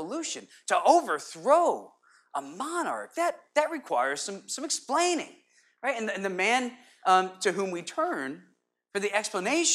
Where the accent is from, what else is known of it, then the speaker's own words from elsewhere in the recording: Connecticut, United States; being a kid growing up in Connecticut